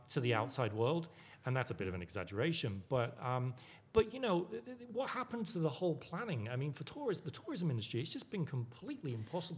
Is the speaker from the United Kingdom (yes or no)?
yes; United Kingdom; moved away; I haven't been back to my home country, the UK.